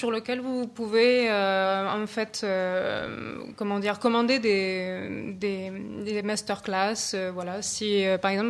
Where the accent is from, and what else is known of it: Annecy, Auvergne-Rhône-Alpes, France